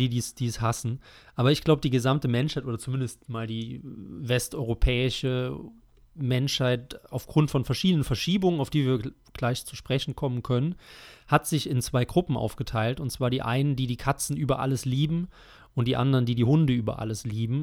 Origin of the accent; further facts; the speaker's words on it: Rhineland-Palatinate, Germany; meiner Heimat